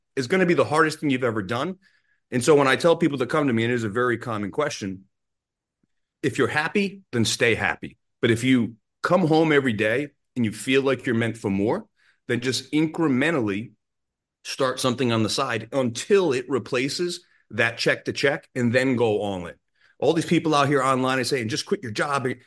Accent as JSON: {"language": "English", "region": "Rhode Island", "country": "United States", "tie": "born or raised there", "said": "I grew up in Rhode Island"}